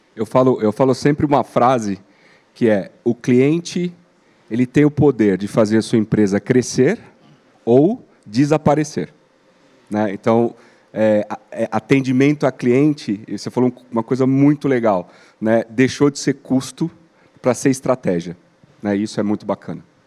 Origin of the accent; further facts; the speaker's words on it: Brazil; como brasileiro e como consumidor